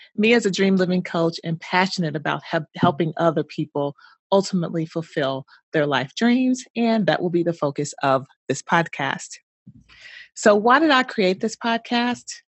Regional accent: Louisville, Kentucky, United States; moved away as an adult; also born or lived in Bloomington, Indiana; I'm originally from Louisville, Kentucky. Haven't lived there in many, many years, but that is my hometown.

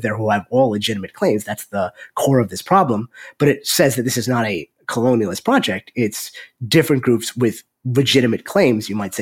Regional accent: United States

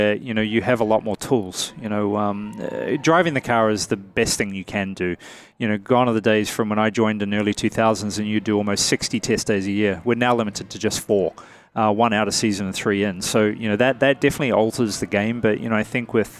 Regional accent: New Zealand; moved away; I'm a guy from New Zealand, man, very far away from here, small country of 4 or 5 million people

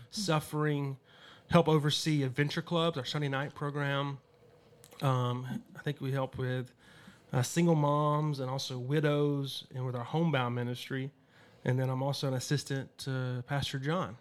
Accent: Damascus, Georgia, United States; moved away as an adult; now in Los Angeles, United States; I grew up in Damascus, Georgia, 200 people, small town.

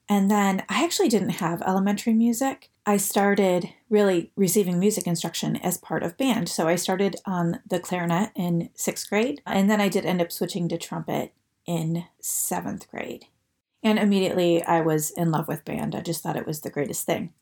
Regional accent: Detroit, Michigan, United States; I'm originally from the Detroit area

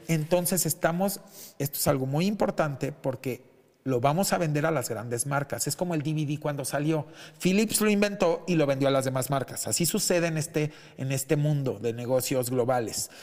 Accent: Mexico; lo digo como mexicano

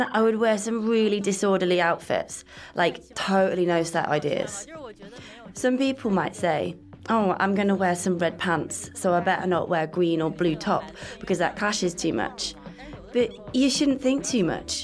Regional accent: Heilongjiang, China; now in Shanghai, China; I'm from Heilongjiang. I'm a northerner. I'm not Shanghainese

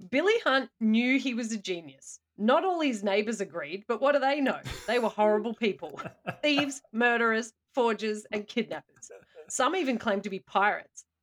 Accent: Australia; as an Australian

